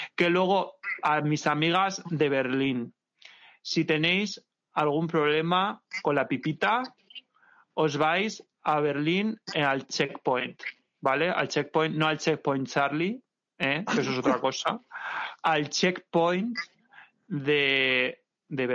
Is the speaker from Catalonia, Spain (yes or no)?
no; Valencia, Valencian Community, Spain; Valencia, mi tierra